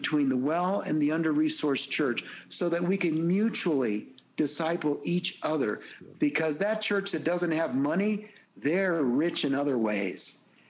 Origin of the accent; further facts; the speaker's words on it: El Salvador; born there; I mean, you all know I'm Hispanic, and that … I was born in El Salvador